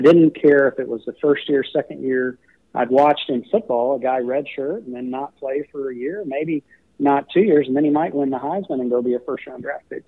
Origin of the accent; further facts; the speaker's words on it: College Station, Texas, United States; also born or lived in Knoxville, Tennessee; I grew up in College Station